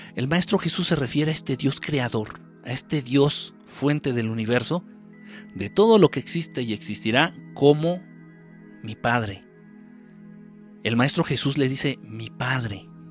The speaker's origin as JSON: {"language": "Spanish", "region": "Mexico City", "country": "Mexico", "said": "De aquí, de la Ciudad de México, de México"}